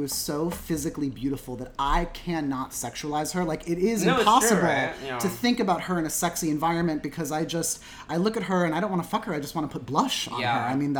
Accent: Midwest, United States; I'm from the Midwest

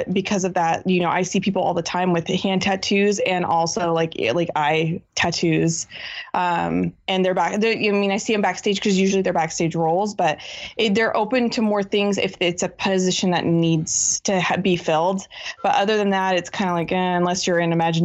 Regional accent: Washington, United States; I grew up in Washington State

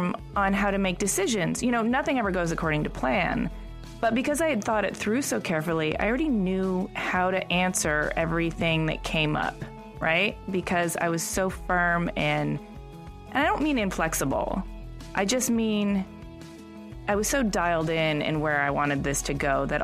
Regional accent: Michigan, United States; I'm from Michigan

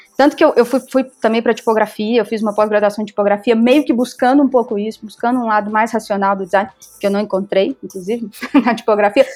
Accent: Belo Horizonte, Minas Gerais, Brazil; also born or lived in Buenos Aires; eu sou de Belo Horizonte

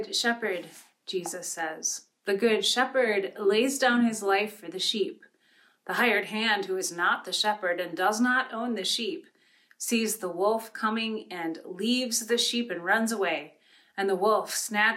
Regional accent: Pine River, Minnesota, United States; where I grew up in Pine River, Minnesota

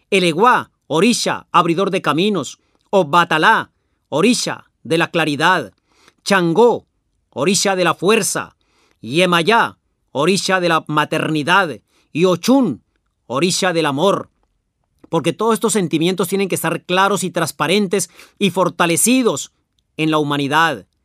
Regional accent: La Pampa, Argentina; yo soy de La Pampa.

